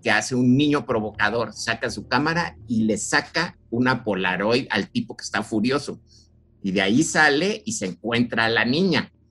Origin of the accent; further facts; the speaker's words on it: Mexico; somos mexicanos y estamos al lado de, este, los gringos.